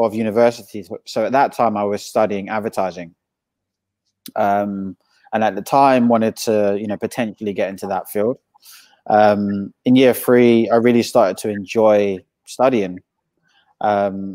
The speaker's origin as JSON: {"language": "English", "region": "London", "country": "United Kingdom", "tie": "born or raised there", "also_born_or_lived": "Southampton", "said": "born in London, born and bred in London, to Caribbean parents"}